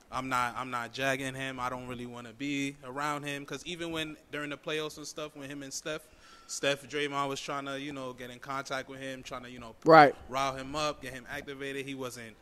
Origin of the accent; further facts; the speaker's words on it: Queens, New York, United States; I'm from like the Rochdale area by like Guy Brewer.